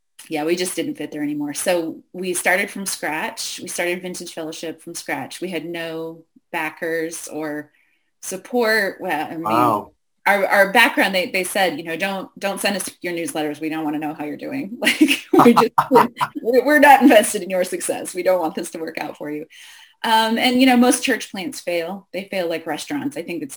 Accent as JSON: {"language": "English", "region": "Western Pennsylvania", "country": "United States", "tie": "born or raised there", "also_born_or_lived": "New York City / Boston / Michigan", "moved": "as an adult", "said": "I grew up in Western Pennsylvania, country kid"}